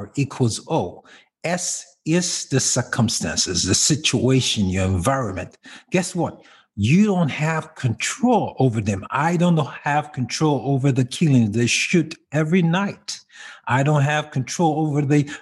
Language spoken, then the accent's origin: English; Kaduna, Kaduna State, Nigeria; moved away; I grew up in a place called Kaduna, which is the northern part of Africa, Nigeria, to be more specific